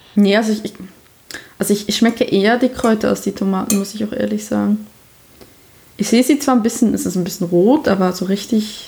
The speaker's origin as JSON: {"language": "German", "country": "Switzerland", "moved": "yes", "lives_now": "Germany", "said": "ich bin eine Schweizerin, die im Ausland lebt"}